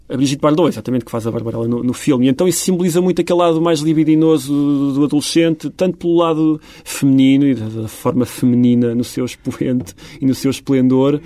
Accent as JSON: {"language": "Portuguese", "region": "Beira Alta", "country": "Portugal", "tie": "born or raised there", "said": "eu sou de facto um beirão e vivi 20 anos na, na beira alta"}